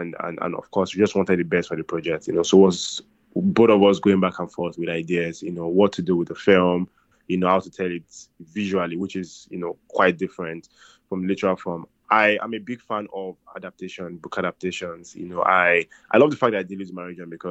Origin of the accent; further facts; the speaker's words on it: Nigeria; as a Nigerian guy